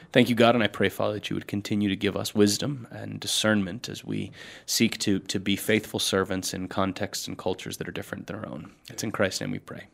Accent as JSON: {"language": "English", "country": "United States", "said": "as Americans"}